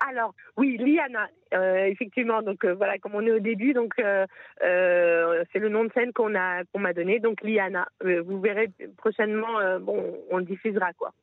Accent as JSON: {"language": "French", "country": "France", "moved": "yes", "lives_now": "Israel", "said": "quand on vient de France"}